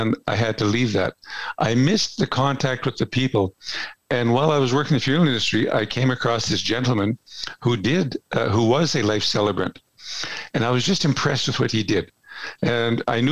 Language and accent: English; Edmonton, Alberta, Canada; also born or lived in Strathcona County; I was born and raised in Edmonton. So I'm an Edmonton person, lived here all my life.